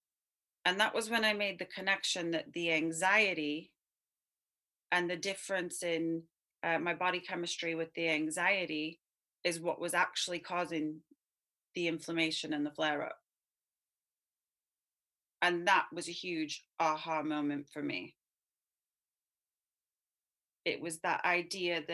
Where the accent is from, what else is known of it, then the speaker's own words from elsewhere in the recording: Southern California, United States; I was brought up in Southern California in a family, both my parents did yoga